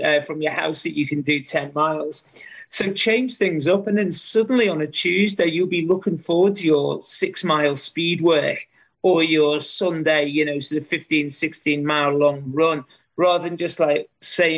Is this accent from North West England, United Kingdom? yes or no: yes; Liverpool, North West England, United Kingdom; moved away as an adult; now in Australia; my hometown of Liverpool